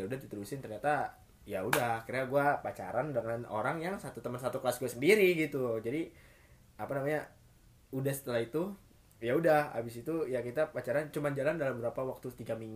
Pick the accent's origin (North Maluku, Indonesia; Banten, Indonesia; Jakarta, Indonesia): Banten, Indonesia; Tangerang; gue dari Tangerang